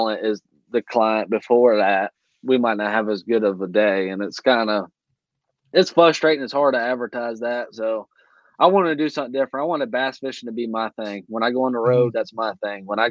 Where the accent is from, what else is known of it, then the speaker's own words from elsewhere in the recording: Cooper River, South Carolina, United States; I grew up around the Cooper River